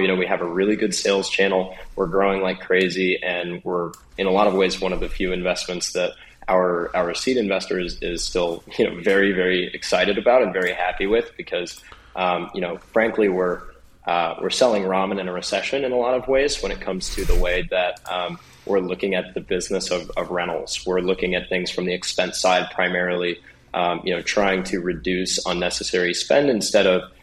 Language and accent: English; Springfield, Missouri, United States; I'm actually from Springfield